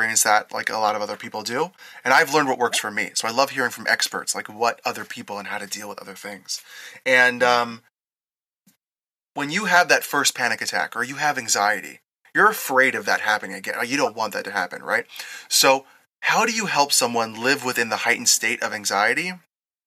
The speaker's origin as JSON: {"language": "English", "region": "East Coast", "country": "United States", "tie": "born or raised there", "moved": "as an adult", "lives_now": "Las Vegas, United States", "said": "growing up on the East Coast"}